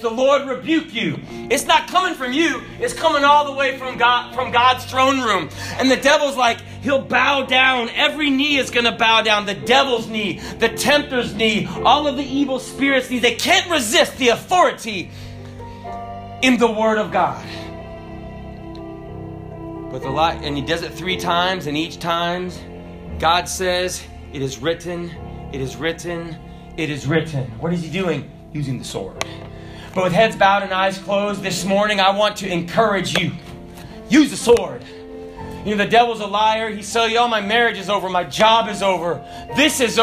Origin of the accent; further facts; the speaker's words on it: the South, United States; I'm from the South